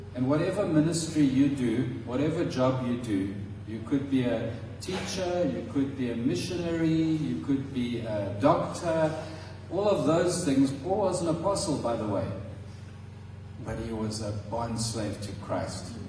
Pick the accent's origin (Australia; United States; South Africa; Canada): South Africa; Transkei, Eastern Cape; In South Africa, I think in the Xhosa tribe where I grew up in the Transkei, which is no longer the Transkei, it's now the Eastern Cape